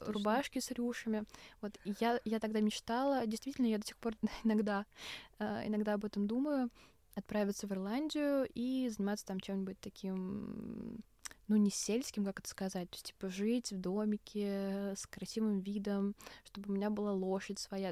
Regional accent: Russia; я из России

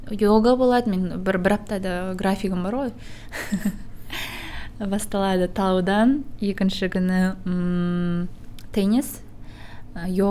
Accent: Kazakhstan; now in Almaty, Kazakhstan; каспийдің қасында өстім теңізге барамын жүзіп келемін

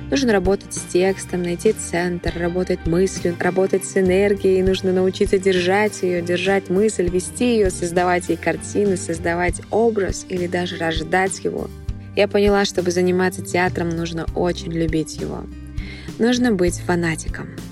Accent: Almaty, Kazakhstan; я из Казахстана.

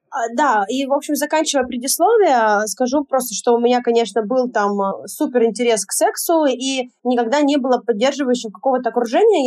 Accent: Yekaterinburg, Sverdlovsk Oblast, Russia; moved away as an adult; also born or lived in Sochi; Затем я переезжаю в Сочи, у меня там такой момент жизни, я переезжаю туда на таком поиске себя опять в очередной раз. Вот я там оставила все в Екатеринбурге

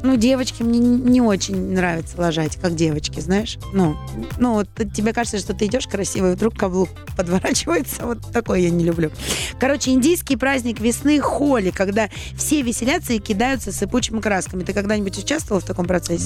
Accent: Saint Petersburg, Russia; moved away; в моем родном городе Санкт-Петербурге

